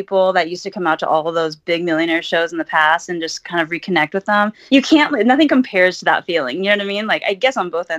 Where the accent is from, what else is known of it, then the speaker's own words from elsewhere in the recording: Huntington Beach, California, United States; I'm from Huntington Beach